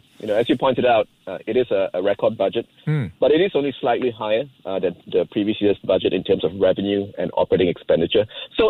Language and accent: English; Singapore; You know, being a Singaporean, you know petrol in Malaysia is extremely cheap, very heavily subsidized.